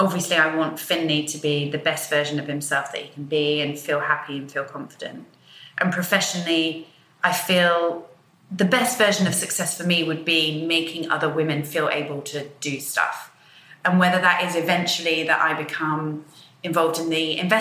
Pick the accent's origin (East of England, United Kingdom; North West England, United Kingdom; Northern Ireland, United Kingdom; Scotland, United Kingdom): East of England, United Kingdom; Peterborough; I grew up in Peterborough, so for a little girl in Peterborough to be going to ballet every week